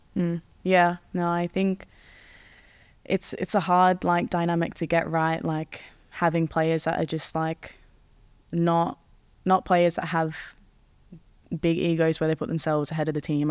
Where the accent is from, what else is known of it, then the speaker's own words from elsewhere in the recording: Australia; also born or lived in Netherlands; now in England, United Kingdom; since we're in England, and it's a cold Christmas, and I'm from Australia.